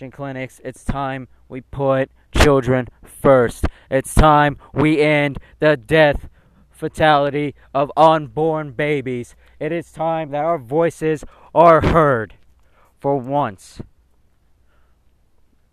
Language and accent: English; United States; I am an American